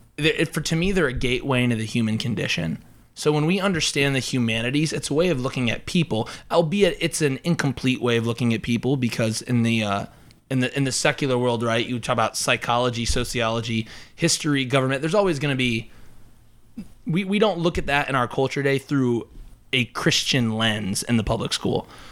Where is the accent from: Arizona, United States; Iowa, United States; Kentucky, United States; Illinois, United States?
Iowa, United States; Emmetsburg; I am from Emmitsburg, Iowa, which is up, like, in rural northwest Iowa